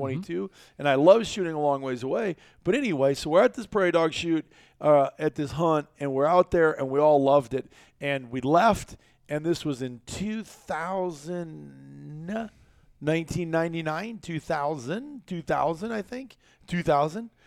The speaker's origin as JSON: {"language": "English", "region": "Iowa", "country": "United States", "tie": "born or raised there", "said": "kid growing up in Iowa, trapper"}